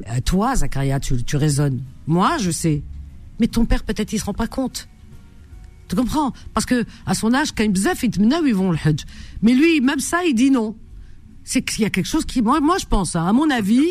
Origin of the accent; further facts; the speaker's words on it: France; je suis française, hein, donc je parle français